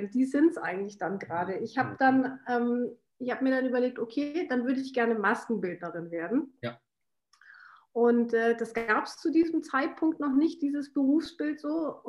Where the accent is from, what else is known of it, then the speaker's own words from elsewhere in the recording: Washington, United States; born there; ich bin in Washington geboren, ähm, habe eine, äh, hab einen österreichischen Pa